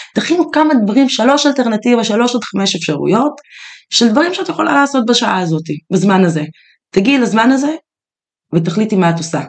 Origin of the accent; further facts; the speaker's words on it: Israel; אנחנו יהודים, כן. ישראלים, גדלנו בטראומות